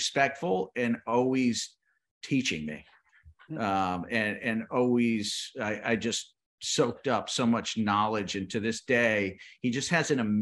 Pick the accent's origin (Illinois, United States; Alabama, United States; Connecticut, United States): Connecticut, United States; moved away as an adult; now in Nicaragua; I'm a guy from Connecticut that moved down to Nicaragua not knowing anything about the tobacco side.